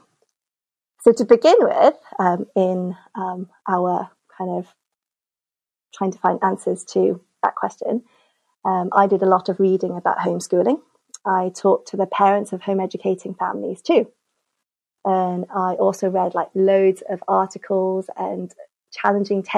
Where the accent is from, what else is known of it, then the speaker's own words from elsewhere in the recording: Cardiff, Wales, United Kingdom; moved away as an adult; also born or lived in Hong Kong; I grew up in Cardiff in the 80s and 90s